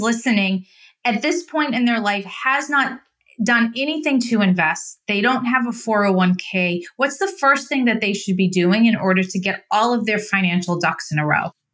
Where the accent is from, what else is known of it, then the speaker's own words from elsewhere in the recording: Idaho, United States; moved away; also born or lived in Massachusetts; I grew up in Idaho